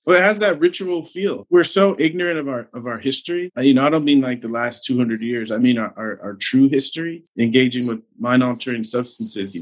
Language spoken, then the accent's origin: English; San Diego, California, United States; I grew up in San Diego, so growing up in Southern California, it was all around